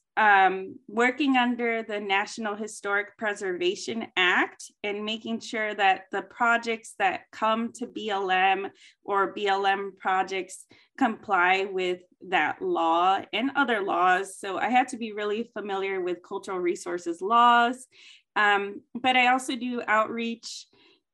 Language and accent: English; Texas, United States; also born or lived in Alabama / Florida / Wyoming; now in Carson City, United States; I have a lot of my background in education in the South because I'm from Texas